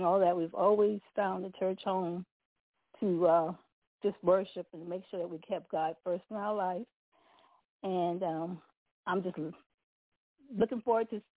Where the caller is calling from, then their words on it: Severn, Maryland, United States; I'm calling from Severn, Maryland.